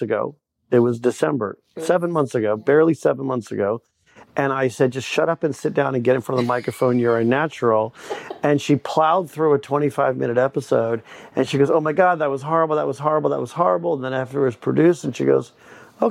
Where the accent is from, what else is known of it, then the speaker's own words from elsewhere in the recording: Bay Area, California, United States; now in Maryland, United States; I grew up in the Bay Area in California, left in the mid-70s, been in Maryland ever since